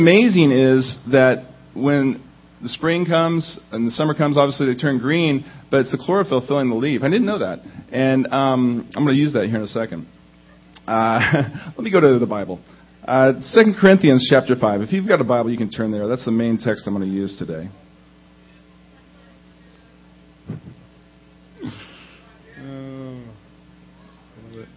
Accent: Indiana, United States; now in Southern California, United States; I grew up in Indiana, which is a little bit different from Southern California, just a little bit

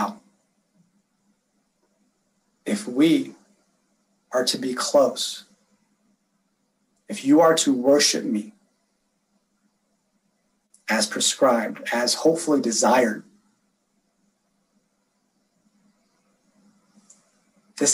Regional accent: California, United States; moved away as an adult; also born or lived in San Diego / Long Beach; now in Las Vegas, United States; I grew up, born and raised in California, was there for 34 years

